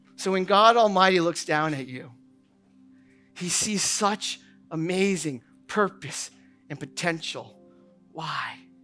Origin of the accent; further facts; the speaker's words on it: New Hampshire, United States; moved away; I grew up in New Hampshire. Uh, I grew up outside of Boston.